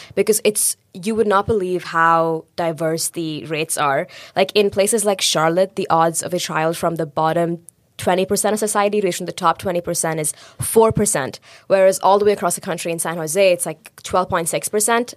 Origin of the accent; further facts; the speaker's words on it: India; moved away; I grew up in India.